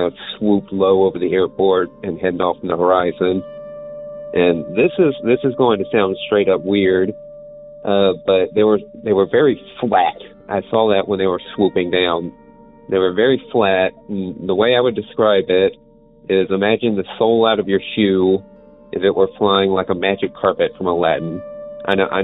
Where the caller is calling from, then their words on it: Houston, Texas, United States; I'm calling from Houston, Texas